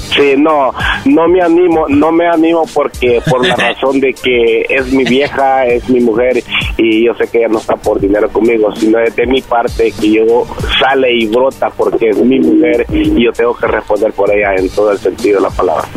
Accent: El Salvador; now in California, United States

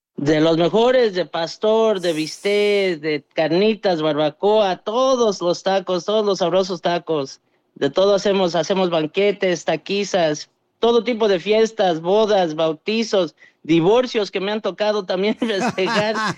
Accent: Dallas, Texas, United States; also born or lived in Mexico; crecí yo aquí en Dallas, pero pues mi corazón está allá en, en México

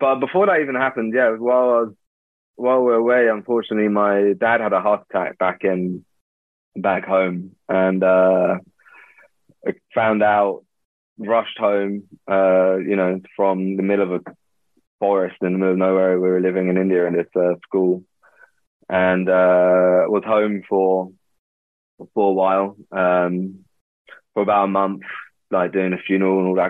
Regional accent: London, United Kingdom; I grew up in London

